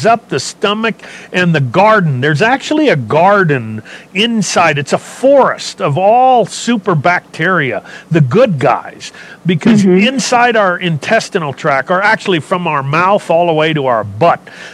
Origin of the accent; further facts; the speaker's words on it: California, United States; I was a hippie from California